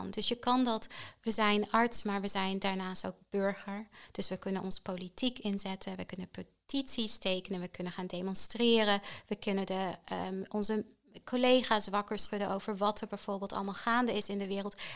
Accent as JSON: {"language": "Dutch", "country": "Netherlands", "said": "Maar ik denk voor ons als Nederlanders, absoluut underrated."}